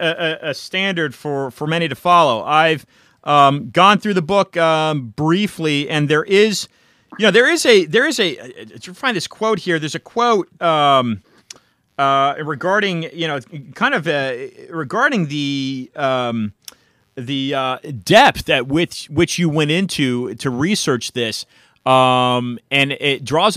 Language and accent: English; California, United States; moved away as an adult; now in Miami, United States; originally, Ryan, I'm from California. I've been in Miami for about 4 years.